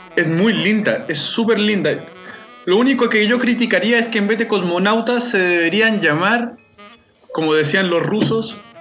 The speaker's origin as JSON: {"language": "Spanish", "country": "Mexico", "said": "yo soy mexicano"}